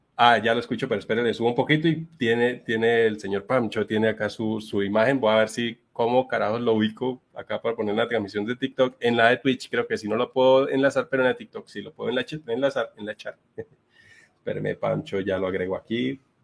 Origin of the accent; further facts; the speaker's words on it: Bucaramanga, Santander, Colombia; soy de Bucaramanga, en Colombia